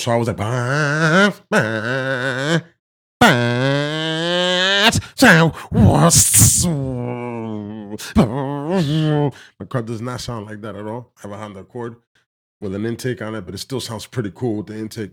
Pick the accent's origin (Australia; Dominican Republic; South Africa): Dominican Republic; I consider myself Dominican of African descent